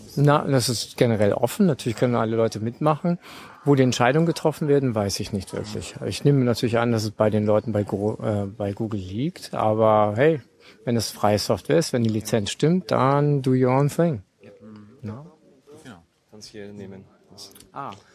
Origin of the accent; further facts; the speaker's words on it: Berlin, Germany; ich bin Berliner